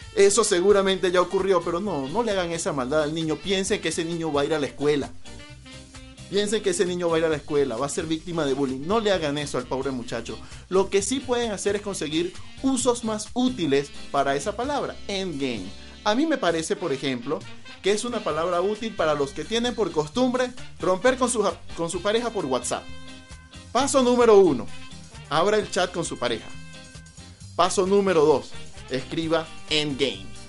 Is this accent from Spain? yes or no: no; eastern Venezuela, Venezuela; soy venezolano, y en el oriente de Venezuela, de donde vengo precisamente